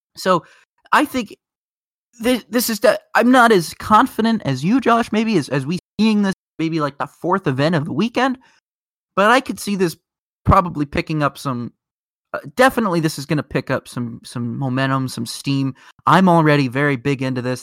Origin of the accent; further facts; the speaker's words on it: Indianapolis, Indiana, United States; We're both from Indianapolis